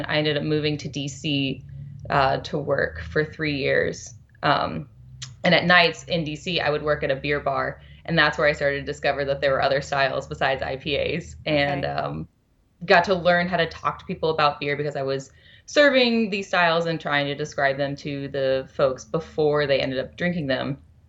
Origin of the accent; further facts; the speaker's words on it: Shreveport, Louisiana, United States; now in Bend, United States; I am from Louisiana, Shreveport, Louisiana, northwest corner.